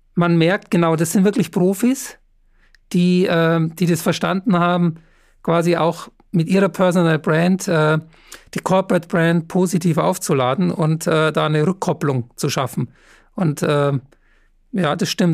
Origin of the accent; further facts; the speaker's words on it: Upper Bavaria, Germany; moved away; schöne Grüße nach Oberbayern. Ähm, ist ja meine Heimat